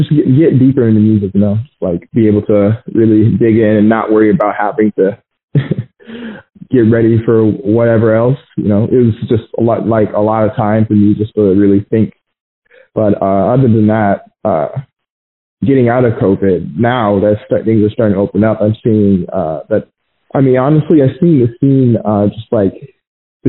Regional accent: Glendale, Arizona, United States; I was born in Arizona, Phoenix, Arizona, in this county called Glendale

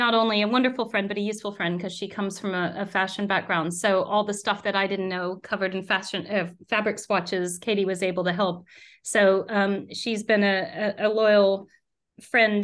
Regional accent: United States; moved away as an adult; now in United Kingdom; if you take an American mother

